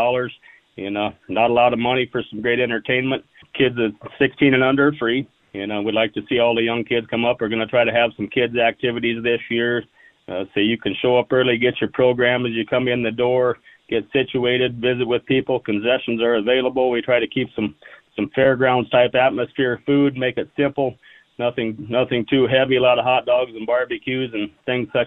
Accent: Fort Pierre, South Dakota, United States; I was born in 1970, and I have not missed a day at the race meet in Fort Pierre, South Dakota. I was here. I was born in February, and I was here in April.

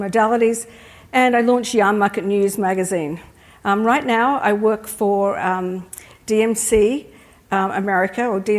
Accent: Australia; accent: Australian; now in United States; I'm an Australian. You can probably tell by my accent if you haven't met me before. I've been living in the US for a long time

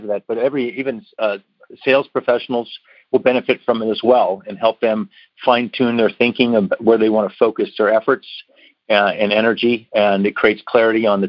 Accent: Pittsburgh, Pennsylvania, United States; moved away as an adult; also born or lived in Washington, D.C.; I was born and raised and lived in Pittsburgh

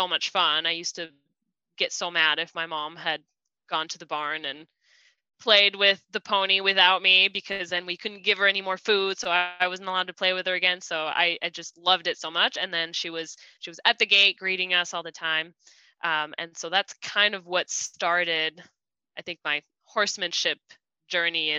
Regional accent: France; now in United States; I was born, my whole family is French. I was born in France. Now I live in the US, and we've been here for about 14 years

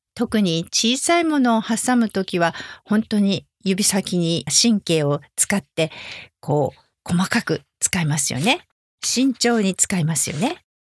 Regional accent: Japan; 私は日本人なのでお箸です

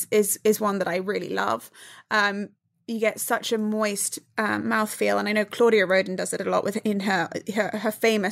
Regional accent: Dubai, United Arab Emirates; This is my after-school snack when I grew up in Dubai after, like, you know, before going to soccer practice or after dance class or something.

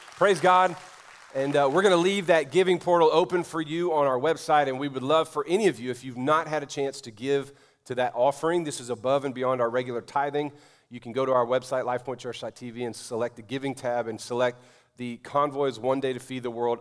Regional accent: New Orleans, Louisiana, United States; moved away; my hometown of New Orleans

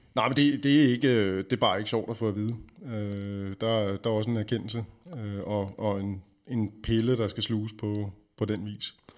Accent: Denmark; vi har som danskere stort set alkohol indblandet i næsten alle vores aktiviteter

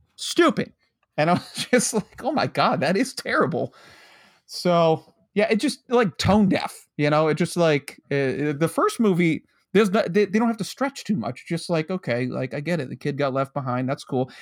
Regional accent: United States; growing up near New York City

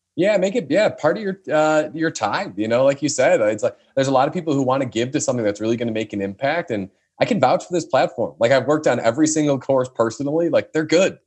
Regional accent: northwest suburbs of Chicago, Illinois, United States; the northwest suburbs of Chicago who I had a conversation with. So that's my hometown

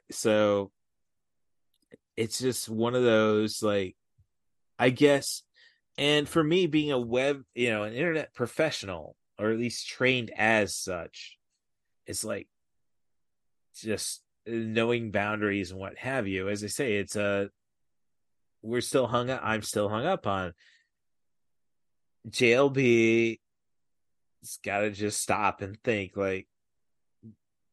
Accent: Midwest, United States; I grew up in the Midwest

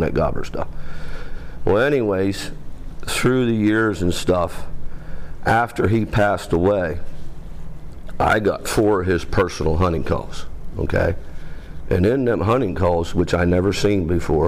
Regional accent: Central Pennsylvania, United States; I'm from Central Pennsylvania

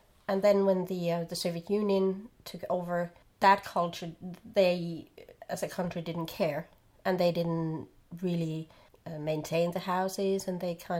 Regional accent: Finland; accent: Karelian dialect; English is a second language; moved away as an adult; now in Seinäjoki, Finland; "Oh, I'm from Kite," and, "Oh, how did you end up here?" And people are still amazed, like, "How can you move from other side of the country to here?"

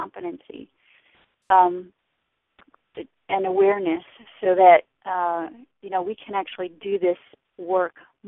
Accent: New York, United States; now in Washington, D.C., United States; I'm from New York originally. I live in D.C.

